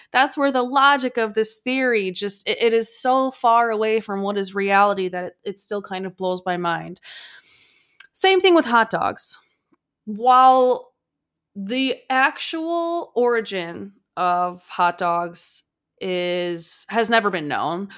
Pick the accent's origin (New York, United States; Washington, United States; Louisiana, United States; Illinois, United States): Illinois, United States; Chicago; I'm from Chicago